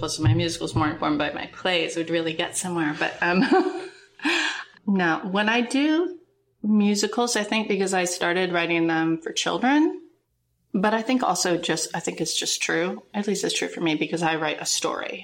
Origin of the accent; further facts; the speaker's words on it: Minnesota, United States; we grew up in Minnesota